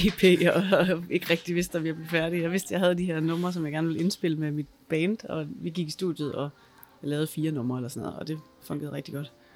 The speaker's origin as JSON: {"language": "Danish", "country": "Denmark", "tie": "born or raised there", "said": "er født i Danmark og taler dansk"}